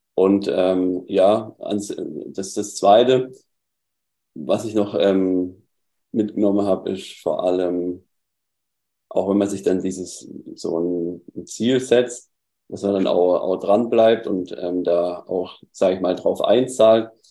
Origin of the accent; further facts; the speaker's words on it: Southern Germany, Germany; ich komme aus, aus Süddeutschland, hörst du auch ein bisschen meine Aussprache